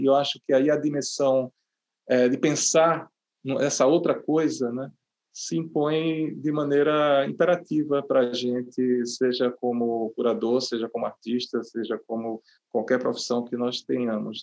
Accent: Recife, Pernambuco, Brazil; moved away as an adult; é a cidade onde eu nasci, onde eu moro, saí, voltei, enfim, mas é onde moro

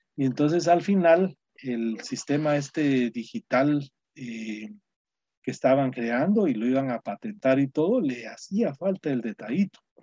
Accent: Guatemala; moved away as an adult; now in United States; mis compatriotas chapines

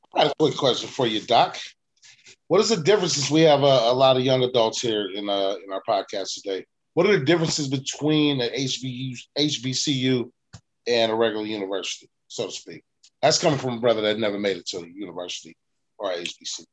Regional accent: West Coast, United States; we're we're from the West Coast

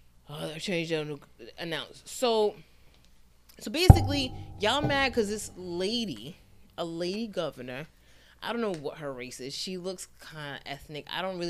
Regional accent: Rhode Island, United States; we're from Rhode Island, where we remember Cornell Young getting killed.

